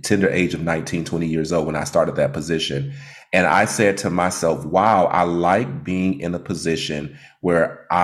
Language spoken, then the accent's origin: English; Detroit, Michigan, United States; I'm from Detroit, Michigan